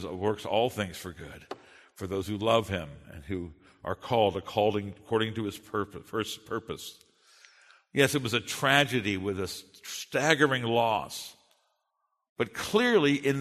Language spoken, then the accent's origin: English; United States; I'm a Westerner, and I'm an American